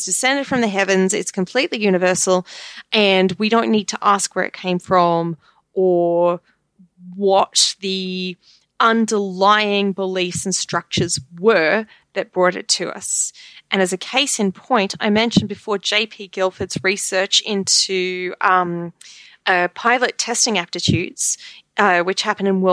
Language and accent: English; Australia; moved away; also born or lived in United Kingdom; I'm not American, I'm Australian. I lived for a long time in England, in the UK.